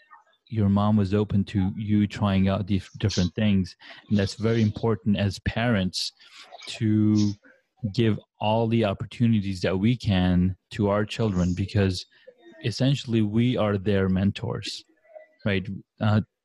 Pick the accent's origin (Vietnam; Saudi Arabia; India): Saudi Arabia; I grew up in Saudi Arabia